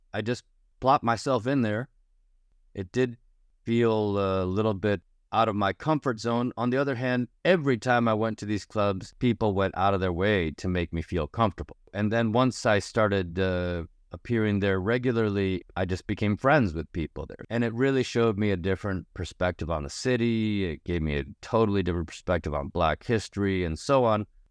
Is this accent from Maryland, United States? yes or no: no; Ohio, United States; moved away as an adult; also born or lived in Chicago, United States; now in Toronto, Canada; being this kind of Midwestern Asian American kid who grew up in a place where there was almost no immediate black community and where I grew up in Ohio